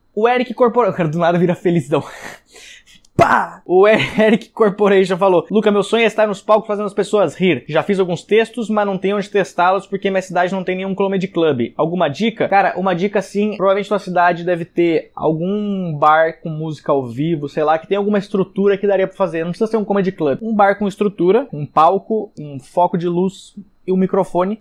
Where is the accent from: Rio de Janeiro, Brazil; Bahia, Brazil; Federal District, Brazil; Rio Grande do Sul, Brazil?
Rio Grande do Sul, Brazil; Canela; also born or lived in São Leopoldo; mas eu morava, morei em Canela, 18 anos, e depois eu morei em São Leopoldo por mais seis anos